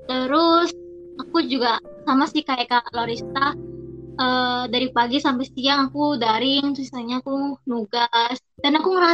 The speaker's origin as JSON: {"language": "Indonesian", "town": "Sidoarjo", "region": "East Java", "country": "Indonesia", "said": "Aku berasal dari Sidoarjo."}